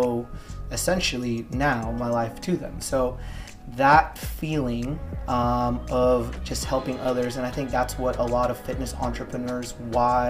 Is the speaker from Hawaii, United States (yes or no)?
yes; Hawaii, United States; moved away as an adult; also born or lived in California / Los Angeles; now in Tampa, United States; Originally, I'm from Hawaii, born and raised, and I was there until up to college